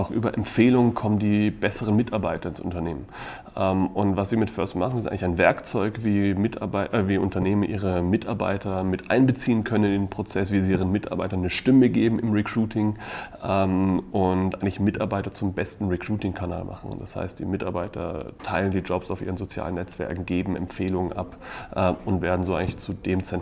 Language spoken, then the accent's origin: German; Donaueschingen, Baden-Württemberg, Germany; Ich komme aus dem schönen Donaueschingen okay. ähm, und habe eigentlich bei Kienbaum in Deutschland gestartet, aber dann eigentlich die meiste Zeit in Osteuropa